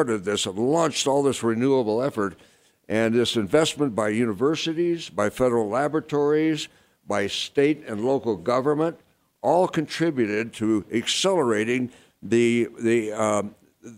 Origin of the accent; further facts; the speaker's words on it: Arizona, United States; moved away; also born or lived in California; I grew up in Arizona